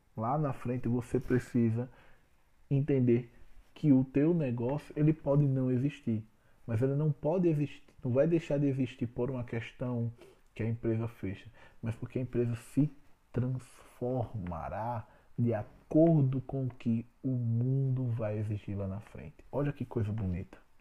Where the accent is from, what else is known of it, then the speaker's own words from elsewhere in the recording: Alagoas, Brazil; eu sou alagoano.